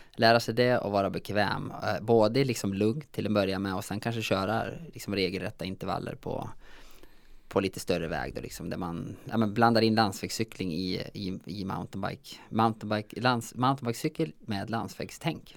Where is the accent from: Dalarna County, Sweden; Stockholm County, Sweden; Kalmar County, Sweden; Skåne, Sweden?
Dalarna County, Sweden; Säter; Jag är ju från Säter i Dalarna